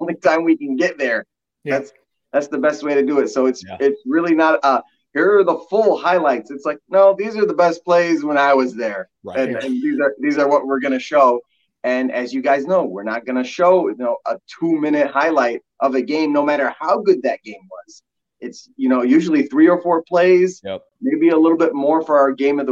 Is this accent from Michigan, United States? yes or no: yes; Dearborn, Michigan, United States; moved away as an adult; also born or lived in Detroit, Michigan / Houghton, Michigan / Marquette, Michigan / Duluth, Minnesota; I was born in Detroit, but grew up in Dearborn, Michigan